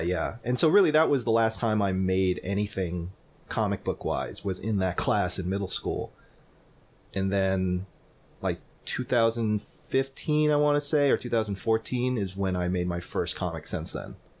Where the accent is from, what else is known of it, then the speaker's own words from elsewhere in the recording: Lakeland, Florida, United States; back in my hometown in Lakeland, uh, Florida